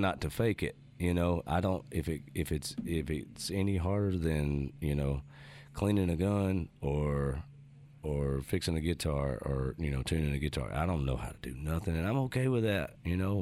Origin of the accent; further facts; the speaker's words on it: North Louisiana, United States; also born or lived in North Carolina; growing up in North Louisiana